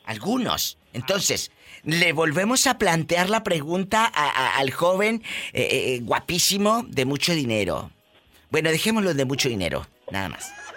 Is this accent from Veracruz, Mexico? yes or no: no; Matamoros, Tamaulipas, Mexico; porque yo soy de Matamoros, Tamaulipas